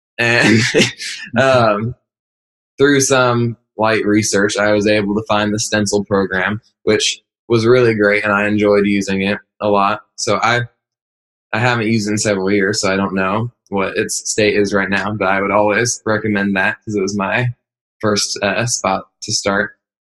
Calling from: Indianapolis, Indiana, United States; We're calling from Indianapolis, Indiana.

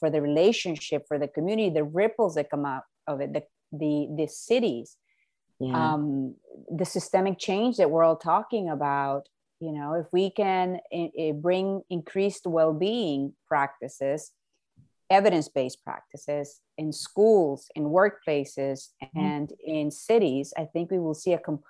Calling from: Miami, Florida, United States; No. We're in Miami.

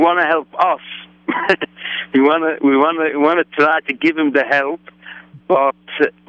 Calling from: New York, United States; From New York.

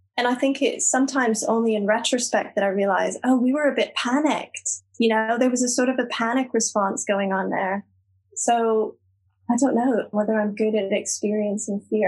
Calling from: Glasgow, Scotland, United Kingdom; I'm calling from Glasgow

